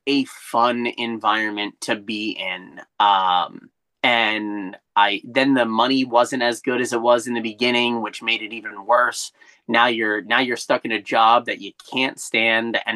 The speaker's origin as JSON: {"language": "English", "town": "Ocean City", "region": "New Jersey", "country": "United States", "tie": "born or raised there", "also_born_or_lived": "Wildwood, New Jersey", "said": "I grew up in Wildwood until I was about 8 when we moved to Ocean City"}